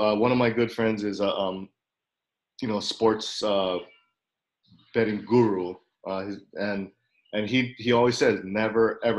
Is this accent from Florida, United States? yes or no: yes; Tampa, Florida, United States; coming to my hometown. Currently, Tampa Bay Buccaneers.